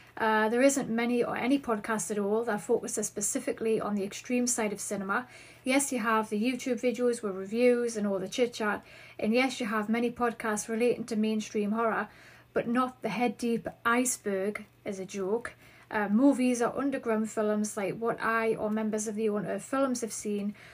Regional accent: Newcastle upon Tyne, North East England, United Kingdom; accent: Geordie; I live in Newcastle upon Tyne in the northeast of England, in case you are unfamiliar. So, you may catch on to my Geordie accent. So, Yes, I do have the Geordie accent

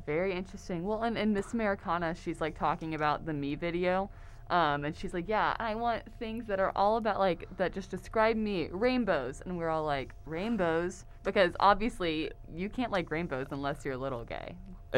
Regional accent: Houston, Texas, United States; moved away as an adult; now in Oklahoma, United States; I'm originally from the Houston, Texas area

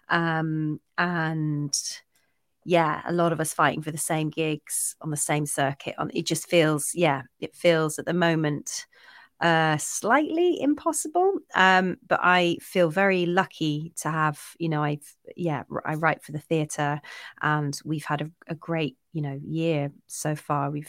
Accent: Scotland, United Kingdom; I'm actually Scottish. I've just got a really useless kind of boring accent that's been kind of, you know, it's just disappeared over the years.

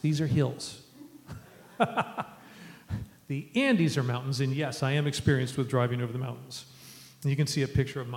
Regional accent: Ohio, United States; moved away as an adult; now in Lima, Peru; growing up in Ohio

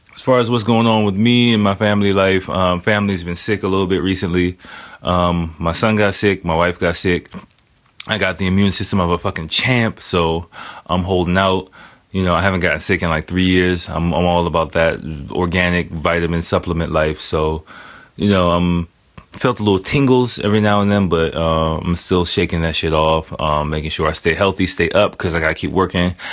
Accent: United States; moved away; I am American

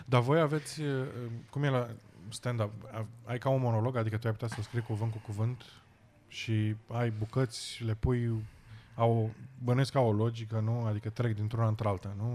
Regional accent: Romania; moved away as an adult; now in United Kingdom; de unde ești, să le spun din România

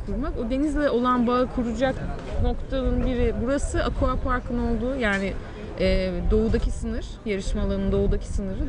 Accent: Mersin, Turkey; born or raised there

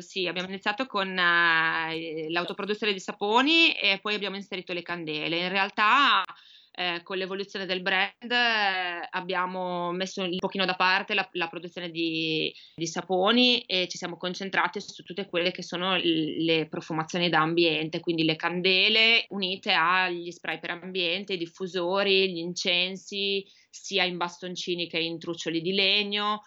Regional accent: Emilia-Romagna, Italy; also born or lived in Sardinia; io sono emiliana

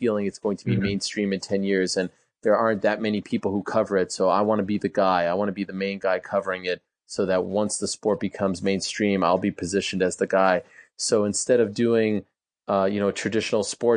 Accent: Montreal, Quebec, Canada; I grew up in Montreal

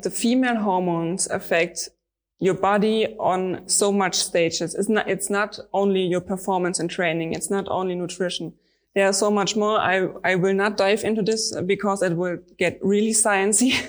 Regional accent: Stuttgart, Baden-Württemberg, Germany; I'm from Stuttgart. It's in the south of Germany

